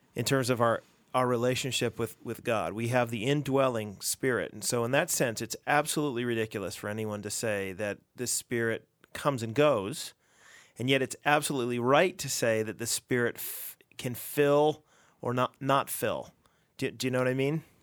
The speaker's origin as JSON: {"language": "English", "country": "United States", "moved": "yes", "lives_now": "Canada", "said": "as an American speaking"}